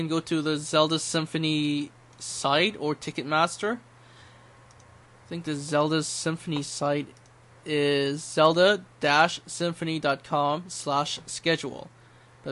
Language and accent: English; Toronto, Ontario, Canada; that's my hometown